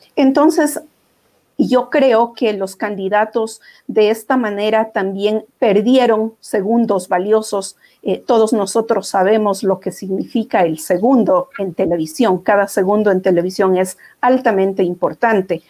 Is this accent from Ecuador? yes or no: yes; Ecuador; como ecuatorianos